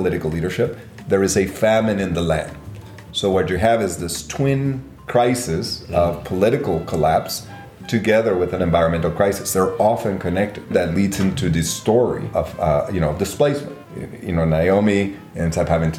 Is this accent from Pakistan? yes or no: no; Guatemala; now in Berkeley, United States; growing up in Guatemala in the middle of a civil war